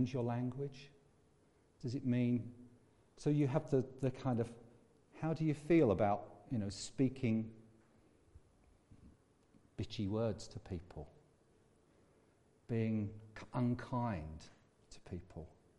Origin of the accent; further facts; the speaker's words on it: England, United Kingdom; I'm also English and British and European